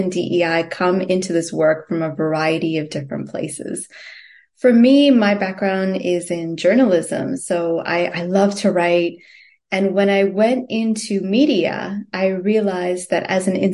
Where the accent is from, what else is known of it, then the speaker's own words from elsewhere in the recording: Toronto, Ontario, Canada; moved away as an adult; also born or lived in Singapore; now in United States; And growing up in Canada, I grew up in Toronto